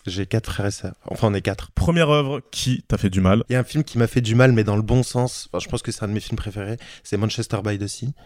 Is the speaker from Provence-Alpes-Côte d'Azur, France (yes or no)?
no; Issy-les-Moulineaux, Île-de-France, France; j'ai grandi à, à Issy-les-Moulineaux, donc en banlieue parisienne